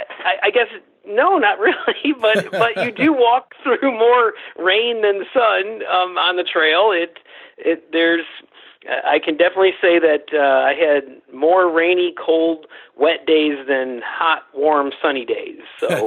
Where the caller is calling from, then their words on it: Cincinnati, Ohio, United States; I'm calling you from Cincinnati, Ohio.